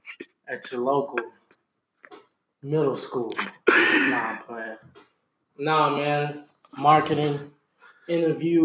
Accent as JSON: {"language": "English", "region": "Georgia", "country": "United States", "moved": "yes", "lives_now": "Houston, United States", "said": "even before I moved to Houston, Texas. You know, I'm from Georgia"}